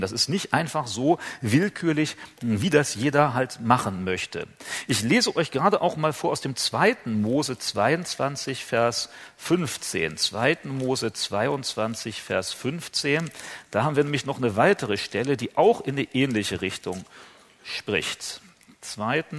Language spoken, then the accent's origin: German; Germany; bei uns in Deutschland